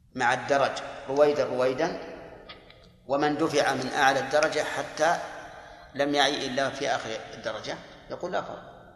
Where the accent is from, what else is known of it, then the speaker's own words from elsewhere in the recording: Saudi Arabia; عندنا في السعودية